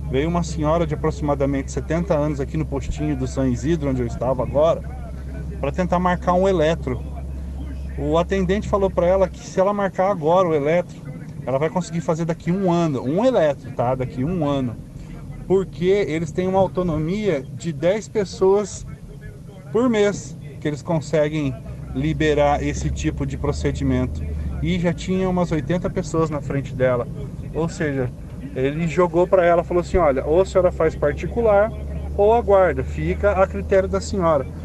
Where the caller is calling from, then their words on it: Londrina, Paraná, Brazil; eu sou aqui do Jardim São Fernando, Londrina.